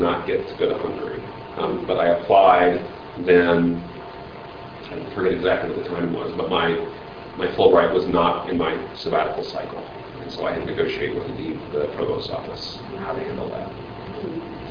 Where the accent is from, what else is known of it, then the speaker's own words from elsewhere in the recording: Nebraska, United States; I grew up in Nebraska